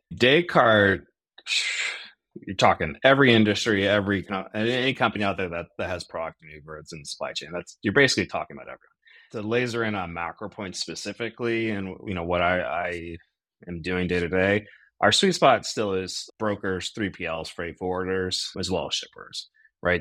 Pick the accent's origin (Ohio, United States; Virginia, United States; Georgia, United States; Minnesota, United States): Ohio, United States; outside of Cleveland; also born or lived in Chicago; now in Akron, United States; I am an Ohio guy through and through, born outside of Cleveland, Ohio.